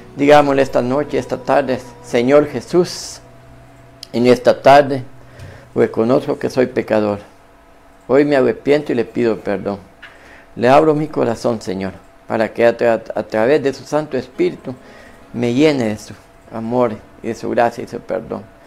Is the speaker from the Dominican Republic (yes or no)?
no; San José, Copán, Honduras; ese lugar de Vivistorio donde yo nací